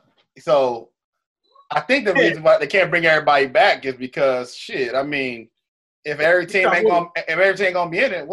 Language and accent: English; Dallas, Texas, United States; moved away as an adult; now in Chicago, United States; I'm from Dallas.